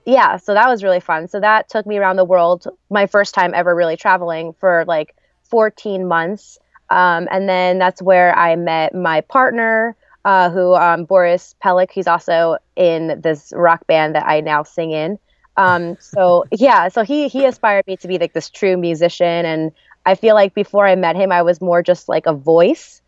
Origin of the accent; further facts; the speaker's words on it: New Jersey, United States; also born or lived in Arizona; I grew up in New Jersey. Um, I was born, though, in Arizona on the army base camp.